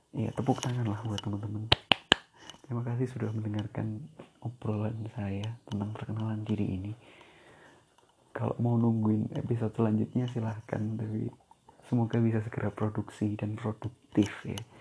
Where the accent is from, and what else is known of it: Boyolali, Central Java, Indonesia; accent: Javanese (medok); also born or lived in Surabaya